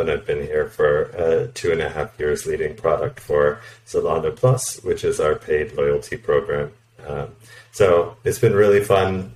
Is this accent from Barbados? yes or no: no; Canada; moved away as an adult; also born or lived in United States / Poland; now in Berlin, Germany; I'm originally from Canada, but I've also lived and worked in the U.S., Poland, and now Berlin